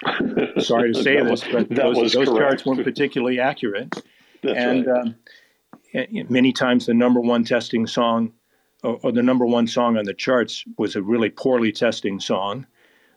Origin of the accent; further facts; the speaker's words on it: Portland, Oregon, United States; now in Phoenix, United States; I grew up in Portland, Oregon, which is a beautiful place, but it rains a lot